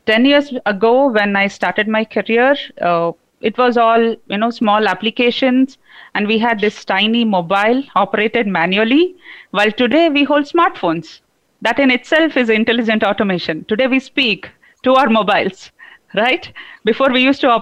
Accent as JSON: {"language": "English", "country": "India", "also_born_or_lived": "Bangalore", "said": "namaste to my fellow Indians. I am speaking here from Bangalore, not from"}